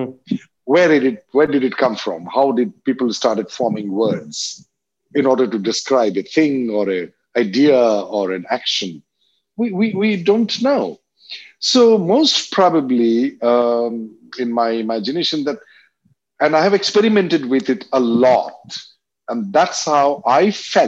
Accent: Assam, India; English is a second language; I grew up in Assam

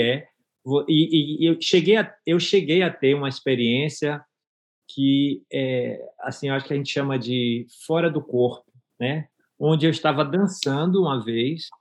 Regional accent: Bahia, Brazil; accent: baiano; moved away as an adult; also born or lived in Miami, United States; now in Gainesville, United States; Passei por, pela fase de ter precisado sair da Bahia

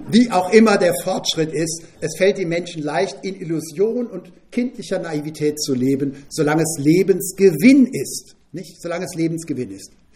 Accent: Bad Ems, Rhineland-Palatinate, Germany; Groß geworden in Bad Ems bin ich mit meinem Bruder zusammen bis zum Abi in ein Doppelzimmer

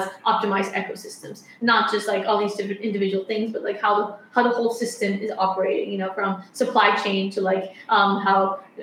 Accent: Colombia; moved away; I studied architecture back in Colombia, because I'm from Colombia.

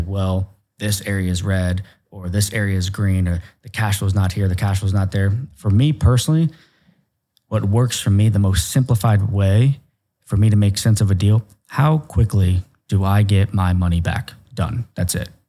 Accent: Ohio, United States; I'm a hillbilly from Ohio

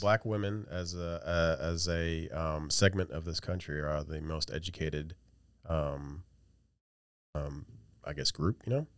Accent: West Virginia, United States; I'm from West Virginia

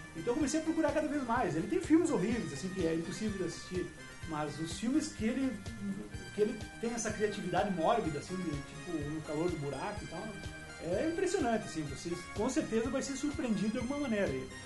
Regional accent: hometown near Caxias do Sul, Rio Grande do Sul, Brazil; em Caxias do Sul, que é perto da minha cidade natal, que é Cabo Camboriú

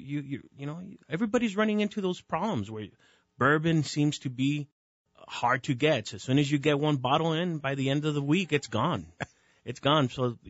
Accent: El Paso, Texas, United States; now in Albuquerque, United States; I grew up in El Paso, so a lot of Mexican music.

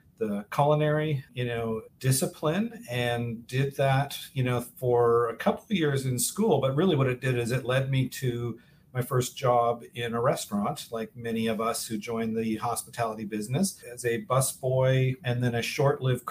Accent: Vancouver, British Columbia, Canada; moved away as an adult; also born or lived in Toronto / Boston / Cape Cod; now in Miami, United States; growing up in Vancouver, British Columbia.

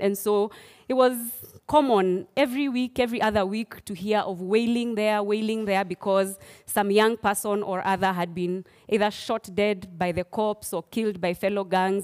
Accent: Nairobi, Kenya; also born or lived in Machakos, Kenya; my relationship with this great city of Nairobi started when I was seven years old, when my family, our family moved here in Nai-, to Nairobi, um, from Machakos, where we had lived all my life until then. So I was born in Machakos

